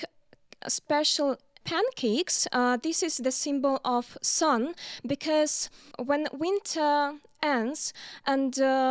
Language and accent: English; Minsk, Belarus; we are all from Minsk.